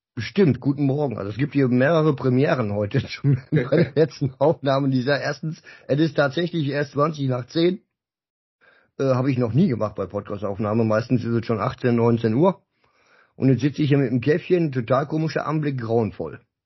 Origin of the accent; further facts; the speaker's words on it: Dinslaken, North Rhine-Westphalia, Germany; Ich komme auch aus der Ecke, so Dienstlagen, Ecke Duisburg